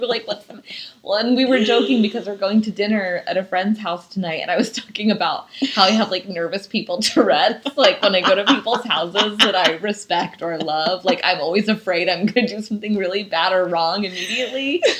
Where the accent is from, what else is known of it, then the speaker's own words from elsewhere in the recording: Midwest, United States; Mostly me, though. Because I'm from the Midwest.